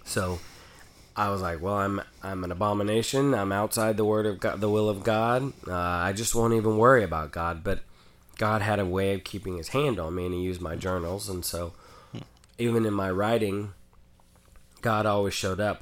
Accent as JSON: {"language": "English", "region": "Oklahoma", "country": "United States", "tie": "born or raised there", "said": "growing up in Oklahoma and not fitting"}